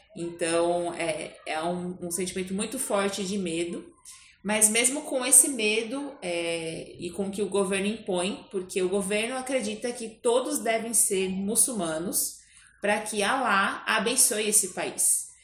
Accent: São Paulo, Brazil; Eu nasci em São Paulo

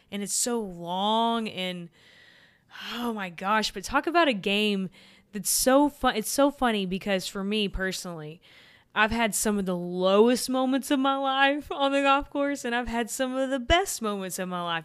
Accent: Texas, United States; I'm from Texas

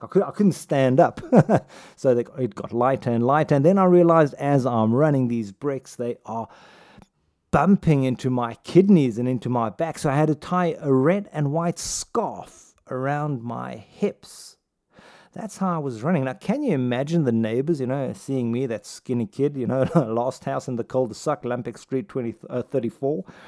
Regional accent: South Africa; growing up in South Africa

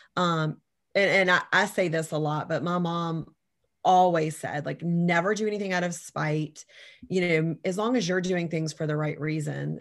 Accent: Savannah, Georgia, United States; I was born and raised in Savannah, Georgia

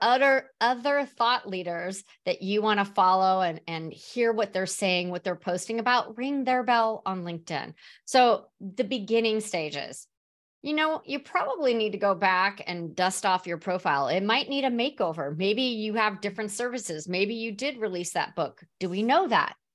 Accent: San Diego, California, United States; also born or lived in Mission Valley, San Diego / Serra Mesa, San Diego; now in Phoenix, United States; I'm originally from San Diego

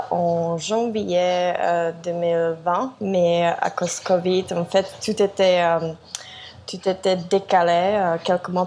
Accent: South Korea; French is a second language; je suis de Corée au Équateur, euh, dans une toute petite ville, Vilcabamba.

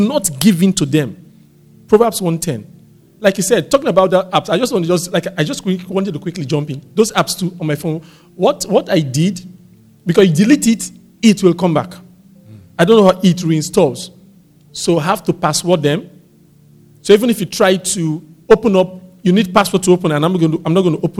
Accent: Warri, Delta, Nigeria; I grew up in Warri

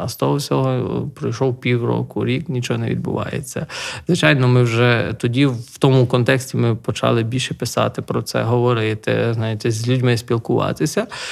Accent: Nahuievychi, Lviv Oblast, Ukraine; moved away as an adult; now in Mshanets, Ukraine; моє рідне село там Нагоєвичі біля Дрогобича

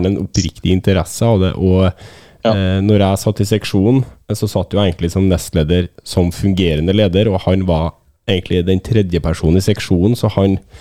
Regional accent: Trøndelag, Norway; jeg er trønder

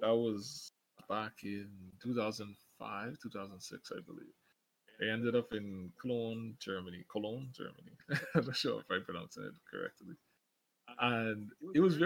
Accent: Grand Bahama, Bahamas; I'm from the Bahamas

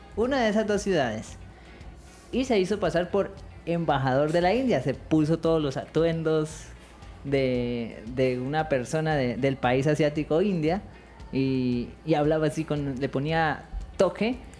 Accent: Colombia; como los colombianos somos

